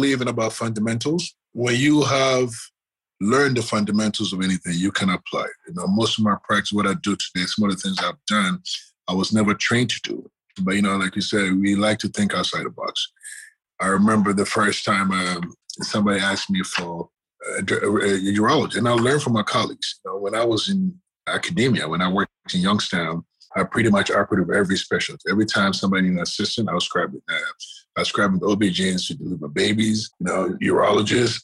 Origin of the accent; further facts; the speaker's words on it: Ghana; moved away; growing up in Ghana